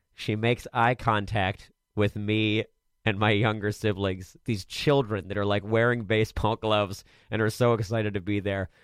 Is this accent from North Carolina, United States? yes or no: no; Maryland, United States; I'm from Maryland and I live here